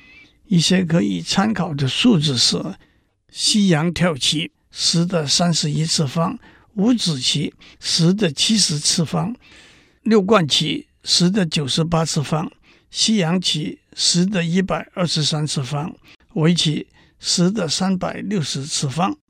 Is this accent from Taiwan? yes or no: no; China; 讲到这里，让我指出，我们中国人的智慧也不在西方之下。